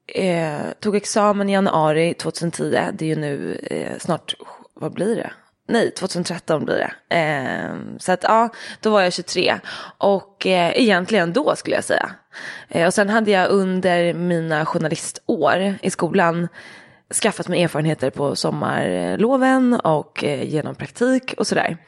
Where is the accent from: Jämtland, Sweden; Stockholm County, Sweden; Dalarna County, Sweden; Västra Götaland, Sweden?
Stockholm County, Sweden; Dalarö; Ute på Dalarö där jag är uppvuxen